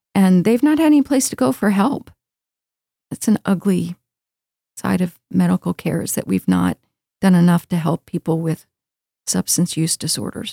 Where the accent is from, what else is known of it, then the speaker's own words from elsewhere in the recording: Baltimore, Maryland, United States; moved away as an adult; also born or lived in Texas; now in Houston, United States; I grew up in Baltimore